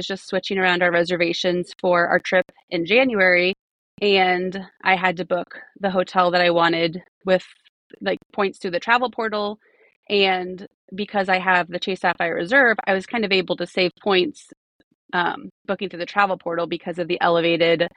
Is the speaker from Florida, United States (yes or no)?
yes; Florida, United States; I grew up in Florida